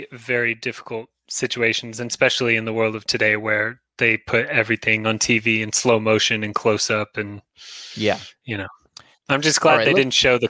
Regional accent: United States; as an American

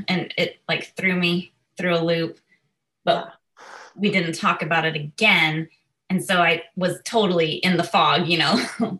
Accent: Nashville, Tennessee, United States; when I was 2 days old from the hospital in Nashville. So I was born and raised in Nashville, Tennessee, and I grew up with a brother who was also adopted, a younger brother.

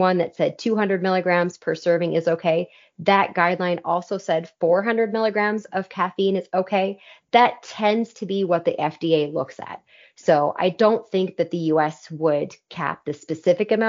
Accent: California, United States; I'm from California

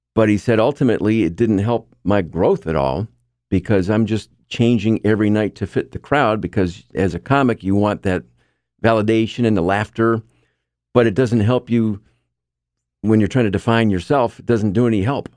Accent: Marcellus, New York, United States; also born or lived in Saranac Lake, New York; we moved here when I was a kid. I grew up in Marcellus

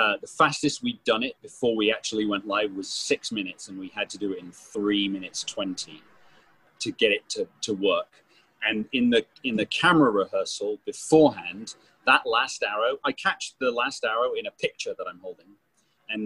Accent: United Kingdom; I'm British

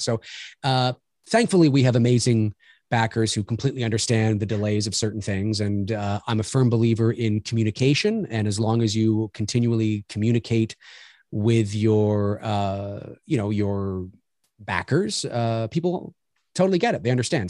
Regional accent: Toronto, Ontario, Canada; moved away; I'm Canadian, born here in Toronto. I haven't lived here my whole life, but certainly I live here now

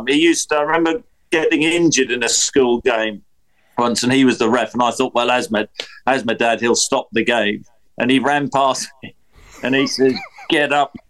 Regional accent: Norfolk, East of England, United Kingdom; also born or lived in Nottingham; we moved back to Norfolk

